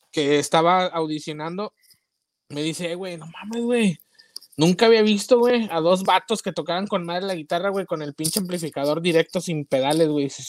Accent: Nuevo Laredo, Tamaulipas, Mexico; also born or lived in Toluca / Mexico City / Monterrey; now in United States; sí soy mexicano

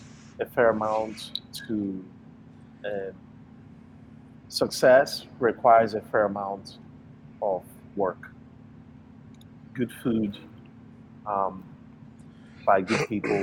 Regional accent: Nigeria; also born or lived in United States; now in Chicago, United States; where I grew up in Nigeria

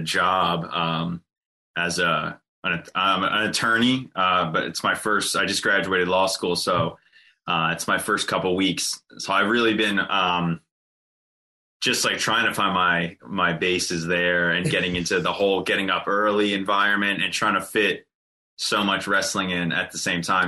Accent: Jersey Shore, near Atlantic City, New Jersey, United States; I grew up on the Jersey Shore, uh, very, very close to Atlantic City.

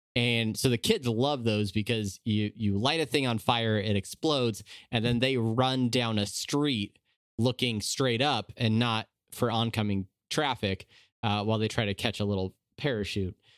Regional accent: San Diego, California, United States; moved away as an adult; now in Omaha, United States; I grew up in Southern California. I grew up in, uh, San Diego

